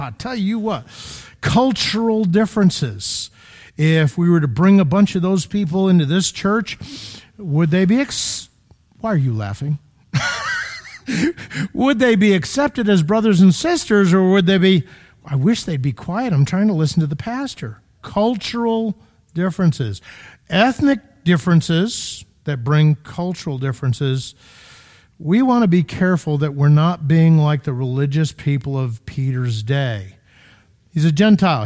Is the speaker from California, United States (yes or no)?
no; Connecticut, United States; now in Illinois, United States; I'm from Connecticut, Florida